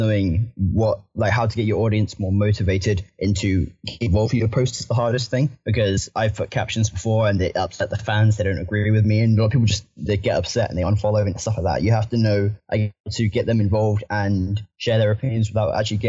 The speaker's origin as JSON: {"language": "English", "town": "Southampton", "region": "South East England", "country": "United Kingdom", "tie": "born or raised there", "said": "I currently don't live in Southampton. I live in a little close. I'm more closer to Bournemouth than I am to Southampton, but I was born in Southampton, but I only go there for the games now."}